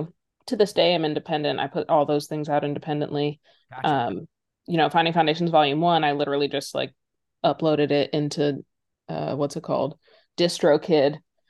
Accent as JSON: {"language": "English", "town": "Philadelphia", "region": "Pennsylvania", "country": "United States", "tie": "born or raised there", "also_born_or_lived": "San Francisco / Minneapolis / Boston / Brooklyn", "lives_now": "Los Angeles, United States", "said": "I grew up a little all over the place. I was born in San Francisco, spent my elementary school days in Minneapolis, middle school and high school in Philadelphia, went to college in Boston, lived in Brooklyn for 8 years, and now I'm in LA."}